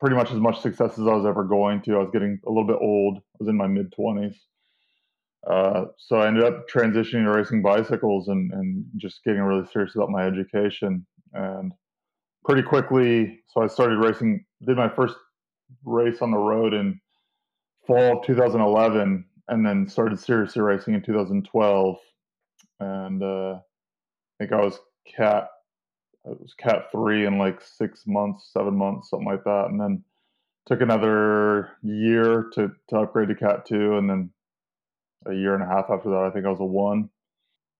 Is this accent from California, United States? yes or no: yes; Central California, United States; moved away as an adult; also born or lived in Penn State University; now in Pennsylvania, United States; I'm from Central California, and I mean, it's 105 degrees all summer there